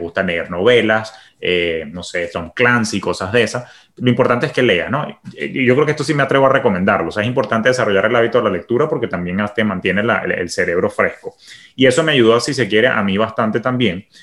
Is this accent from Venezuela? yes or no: yes; Venezuela; moved away as an adult; also born or lived in Caracas, Venezuela / New York, United States; now in Miami, United States; siendo Venezuela mi país de origen, pues yo llegué aquí sin conocer a nadie